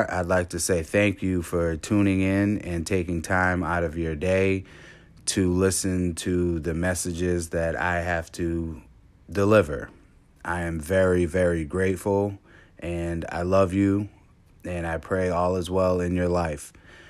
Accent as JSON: {"language": "English", "town": "Cape Cod", "region": "Massachusetts", "country": "United States", "tie": "born or raised there", "said": "Growing up in Cape Cod, I was the only black kid in my class till about sixth grade."}